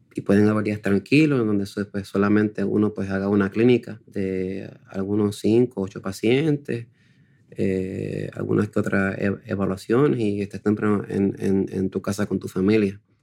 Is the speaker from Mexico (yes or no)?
no; Puerto Rico; En Puerto Rico no somos muchos, somos escasamente unos 20.